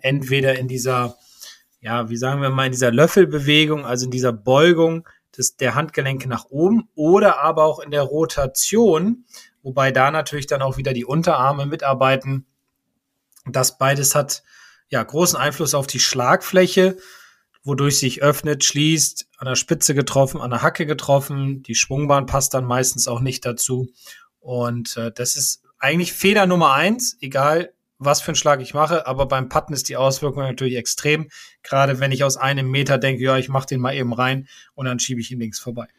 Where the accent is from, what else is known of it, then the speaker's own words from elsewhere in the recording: Bremen, Germany; als Bremer